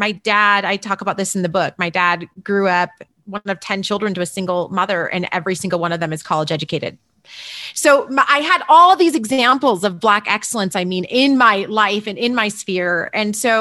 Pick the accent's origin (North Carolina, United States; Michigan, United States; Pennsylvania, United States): Michigan, United States; Berrien Springs; now in Denver, United States; I grew up in, I always say it's like a one horse town, two stoplights, really small place called Berrien Springs, Michigan.